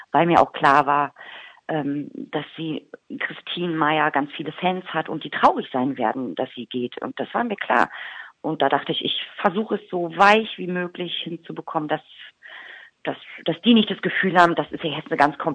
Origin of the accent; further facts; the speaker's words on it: Berlin, Germany; accent: Berlin; Mein, mein, mein äh, Dialekt, mein Berliner Dialekt ist so stark ausgeprägt, dass ich, glaube ich, Kölsch gar nicht lernen kann.